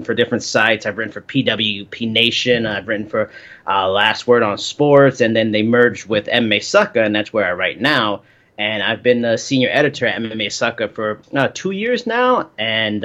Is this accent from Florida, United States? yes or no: no; New York, United States; I'm from New York, born and raised.